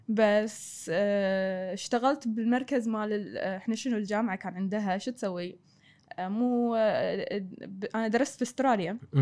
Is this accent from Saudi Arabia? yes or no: no; Kuwait; moved away as an adult; also born or lived in Australia; ابي افيد ديرتي